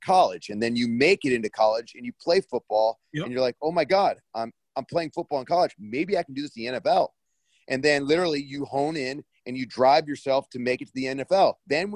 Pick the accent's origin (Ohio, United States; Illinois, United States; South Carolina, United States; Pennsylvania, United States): Ohio, United States; Parma; moved away as an adult; now in Los Angeles, United States; I'm originally from Parma, Ohio. It's a suburb outside of Cleveland. Obviously, the reason I'm a Cleveland Browns fan is because I've lived there my entire life.